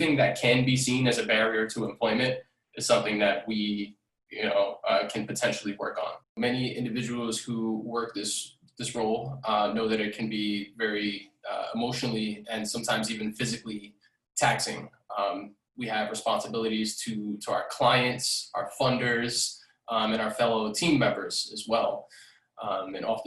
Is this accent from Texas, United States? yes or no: no; New York City, New York, United States; I'm a 29-year-old Bronx native, born and raised in the Bronx.